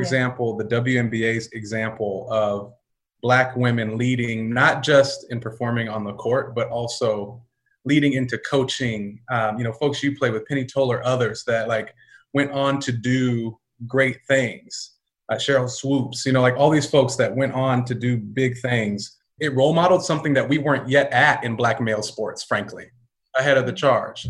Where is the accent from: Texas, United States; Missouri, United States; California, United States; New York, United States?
California, United States; Pomona; also born or lived in Diamond Bar, California; I grew up in LA County. I grew up in Pomona, California, um, Diamond Bar, California